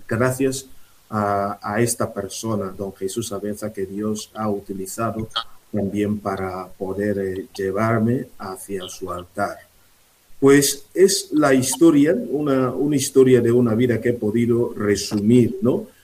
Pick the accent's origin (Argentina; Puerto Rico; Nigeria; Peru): Nigeria; Spanish is a second language; moved away as an adult; desde Nigeria, que es mi país, desde Nuku